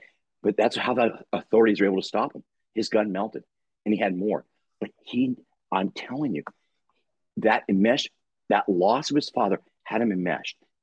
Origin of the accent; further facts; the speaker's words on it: La Crescenta, California, United States; we grew up in La Crescenta, which is out in, you know, San Fernando Valley